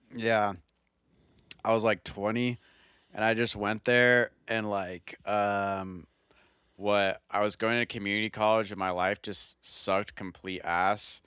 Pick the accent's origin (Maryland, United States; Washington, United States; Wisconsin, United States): Washington, United States; Redmond; I'm from Redmond.